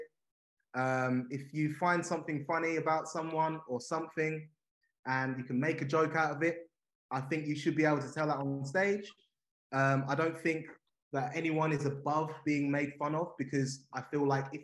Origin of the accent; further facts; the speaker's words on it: Essex, East of England, United Kingdom; I'm from Essex